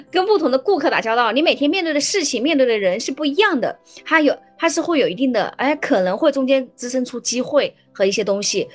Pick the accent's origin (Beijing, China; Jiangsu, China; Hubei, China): Hubei, China; 因为我是湖北人嘛，我的大学同学他们，啊，大多是湖北人